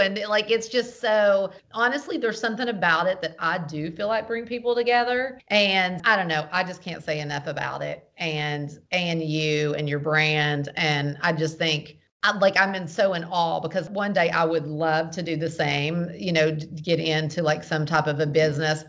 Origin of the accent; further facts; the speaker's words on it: the South, United States; I'm from the South.